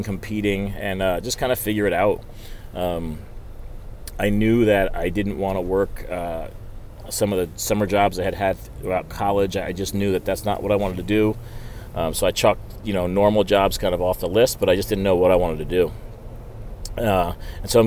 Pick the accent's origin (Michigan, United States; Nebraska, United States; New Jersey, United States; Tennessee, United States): New Jersey, United States; I grew up in New Jersey